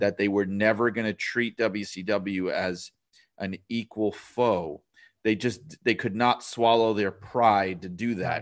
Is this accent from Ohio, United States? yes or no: no; New York City, New York, United States; I am from New York City